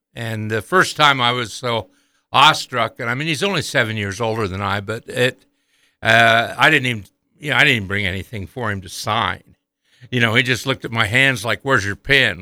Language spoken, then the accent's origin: English; Montpelier, Idaho, United States; as a young man growing up in Idaho in the forties and fifties